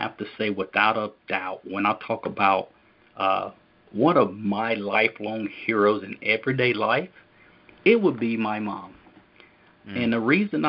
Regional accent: Lincolnton, North Carolina, United States; also born or lived in Hickory, North Carolina; So we grew up in Hickory, North Carolina. Then from there, my mom got involved with the ministry and moved to Lincolnton, North Carolina, where we grew up

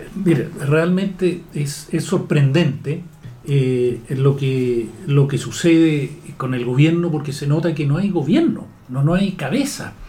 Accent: Chile

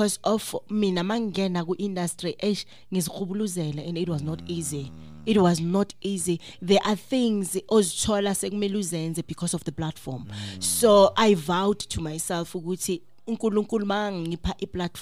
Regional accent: South Africa; I'm a South African gospel artist who is booked normally outside home

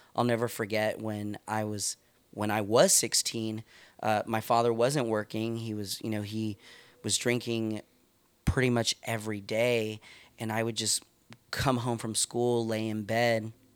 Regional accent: Stockton, California, United States; moved away as an adult; now in Santa Rosa, United States; I grew up in East Side Stockton

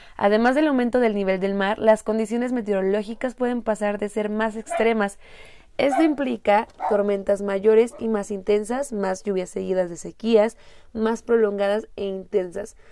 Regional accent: Morelia, Michoacán, Mexico; Yo soy de Morelia, es una ciudad que se denomina con el clima

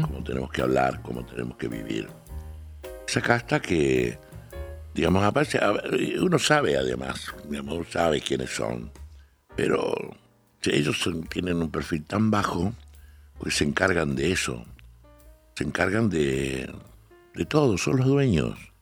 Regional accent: Salta, Argentina; accent: salteño; also born or lived in Córdoba; now in Buenos Aires, Argentina; nací en Salta, viví muchos años, después en Córdoba y ahora en Buenos Aires

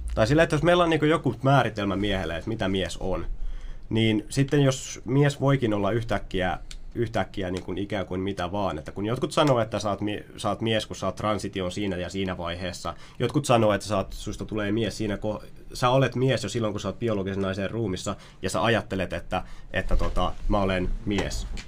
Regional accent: Ylöjärvi, Pirkanmaa, Finland; kun mä oon ollut lapsi, kun mä oon kasvanut Ylöjärjellä, mä oon viettänyt siellä 20, 21. vuotta elämästäni

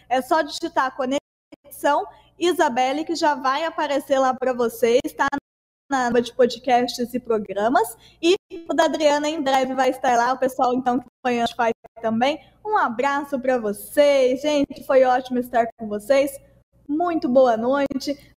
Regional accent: Brazil; a gente é brasileira

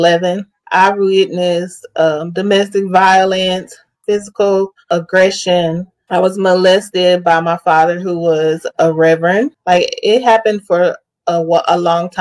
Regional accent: Amarillo, Texas, United States; now in Dallas-Fort Worth, United States; Born and raised in Amarillo, Texas

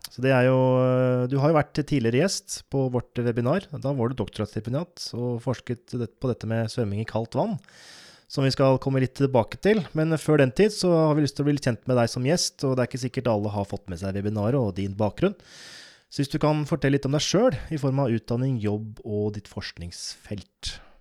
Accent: Oppland, Innlandet, Norway; jeg er fra Oppland, som nå heter Viken

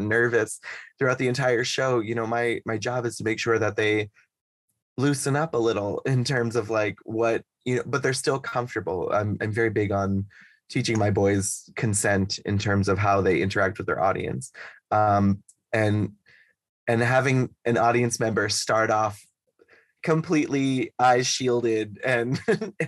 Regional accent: Boston, Massachusetts, United States; moved away; also born or lived in Shanghai / Los Angeles; I'm from Boston

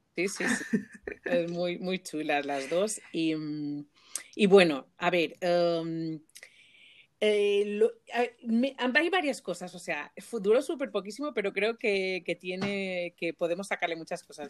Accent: Mallorca, Balearic Islands, Spain; moved away; yo soy de Mallorca y súper orgullosísima de, mm, de, de, de, venir de la isla

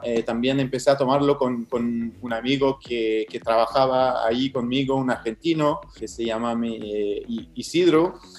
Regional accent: Montreal, Quebec, Canada; Spanish is a second language; un canadiense francés que no tenía ninguna relación con Sudamérica o con el mate, con nada de eso. Hace, hace cinco años estaba estudiando en topografía eh, acá en Montreal, eh, donde vivo, donde nací

